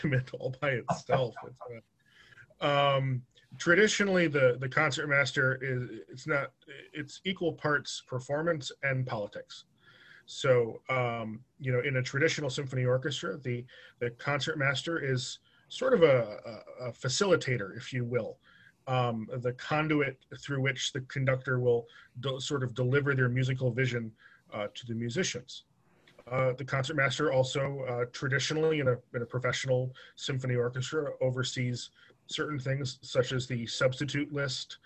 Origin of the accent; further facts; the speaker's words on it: Long Island, New York, United States; moved away as an adult; now in Delaware, United States; I grew up on Long Island